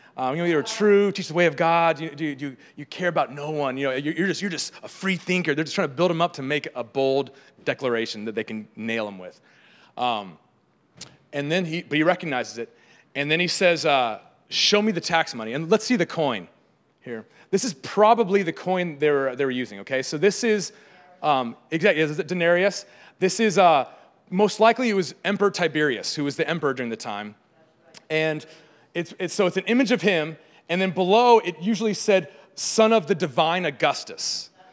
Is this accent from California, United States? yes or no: yes; San Diego, California, United States; I grew up in San Diego where there's, uh, lots of tide pools